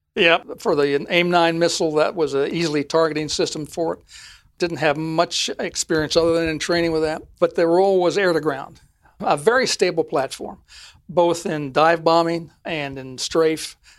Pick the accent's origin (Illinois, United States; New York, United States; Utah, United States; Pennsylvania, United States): Utah, United States; Ogden; moved away; I'm from Ogden, Utah